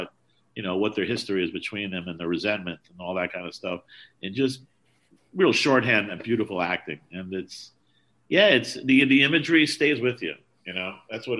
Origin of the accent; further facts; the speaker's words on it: New York City, New York, United States; a theater called the Astral in Washington Heights, where I grew up in New York